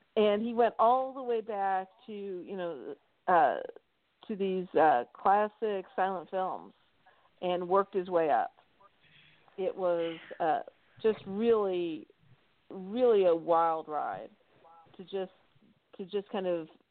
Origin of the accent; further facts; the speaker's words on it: Atlanta, Georgia, United States; my hometown in Atlanta